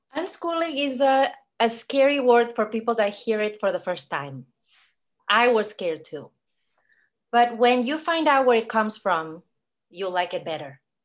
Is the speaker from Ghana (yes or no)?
no; Catalonia, Spain; English is a second language; moved away as an adult; now in Atlanta, United States; I'm from Spain. I came to America when I was twenty-two to have an adventure.